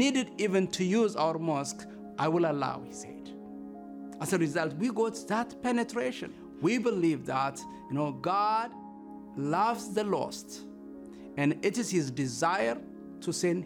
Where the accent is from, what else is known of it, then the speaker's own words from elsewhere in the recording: Ethiopia; I'm from Ethiopia.